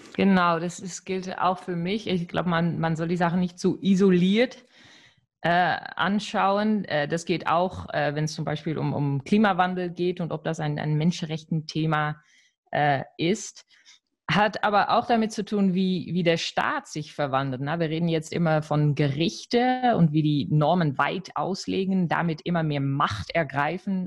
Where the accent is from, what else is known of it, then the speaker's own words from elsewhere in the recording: Netherlands; als Niederländerin